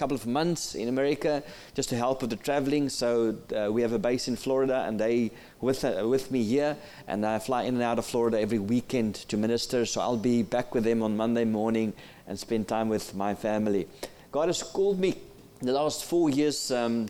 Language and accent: English; South Africa; first language Afrikaans; English is a second language; I'm from South Africa.